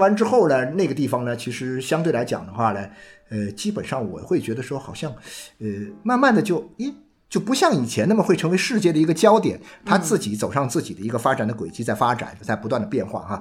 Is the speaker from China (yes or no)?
yes; China; 我们中国人